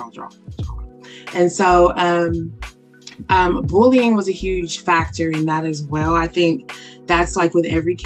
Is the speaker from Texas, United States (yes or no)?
no; Muncie, Indiana, United States; moved away as an adult; also born or lived in Anderson, Indiana; now in Alabama, United States; Muncie, Indiana was where I was raised. Anderson was where I was born